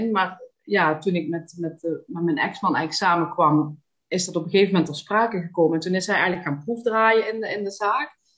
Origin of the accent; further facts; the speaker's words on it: Panningen, Limburg, Netherlands; ik ben geboren en getogen in Panningen, dat is Noord-Limburg, daar woon ik nog altijd. Ik woon daar samen met eh, mijn partner Maurice.